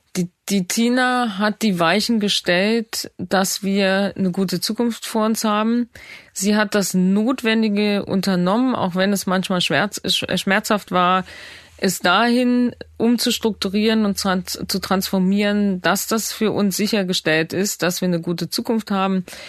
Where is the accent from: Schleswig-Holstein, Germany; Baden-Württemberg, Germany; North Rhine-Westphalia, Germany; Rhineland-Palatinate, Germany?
Rhineland-Palatinate, Germany; Bad Neuenahr-Ahrweiler; in Bad Neuna in meiner Geburtsstadt